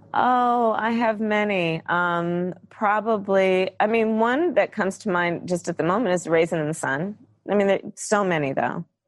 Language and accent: English; California, United States; I come from California.